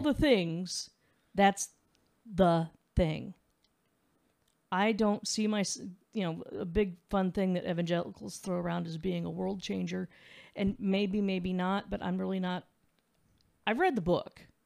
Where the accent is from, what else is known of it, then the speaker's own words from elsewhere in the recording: Midwest, United States; now in Clarksville, United States; I'm from the Midwest. We're blunt.